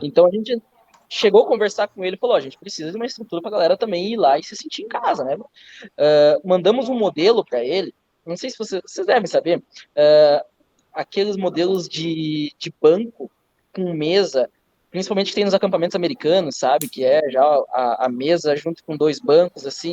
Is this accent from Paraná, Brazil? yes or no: no; Campos Novos, Santa Catarina, Brazil; Eu sou de Campos Novos, Santa Catarina, próximo a Joaçaba, Santa Catarina também